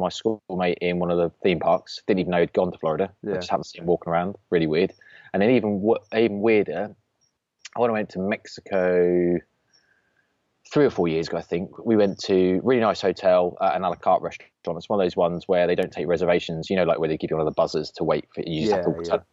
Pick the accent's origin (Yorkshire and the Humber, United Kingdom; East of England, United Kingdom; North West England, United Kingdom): East of England, United Kingdom; Norwich; we're from Norwich.